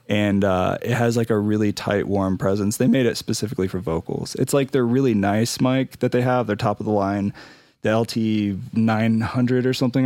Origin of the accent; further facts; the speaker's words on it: Ohio, United States; also born or lived in Indianapolis, Indiana; now in Denver, United States; I'm from Ohio originally. I like to say I'm from Ohio 'cause that's just my people.